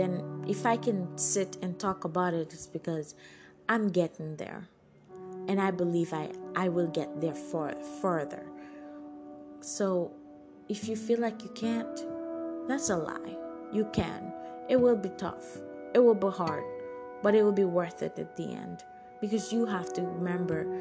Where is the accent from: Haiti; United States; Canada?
Haiti; moved away; also born or lived in Turks and Caicos Islands; I was born in Haiti and moved to the Jackson Caicos to live with my mom and stepdad.